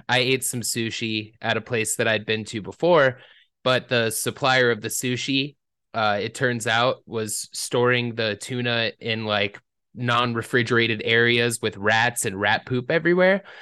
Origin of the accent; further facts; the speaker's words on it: Atlanta, Georgia, United States; when you're growing up in Atlanta